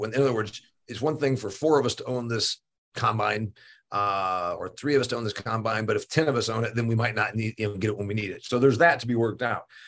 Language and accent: English; Indiana, United States; my home state of Indiana